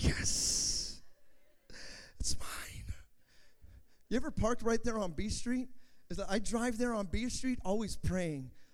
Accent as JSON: {"language": "English", "town": "Hayward", "region": "California", "country": "United States", "tie": "born or raised there", "said": "I'm from Hayward, you know, California, United States"}